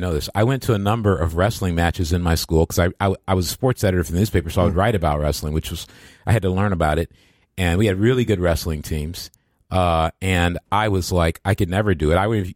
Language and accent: English; Midwest, United States; I grew up in the Midwest, too. The Midwest, there's a Midwest culture.